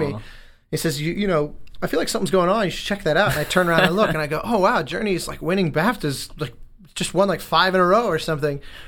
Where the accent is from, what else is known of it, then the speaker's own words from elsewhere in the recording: Denver, Colorado, United States; moved away as an adult; growing up in Denver, you know, when I go home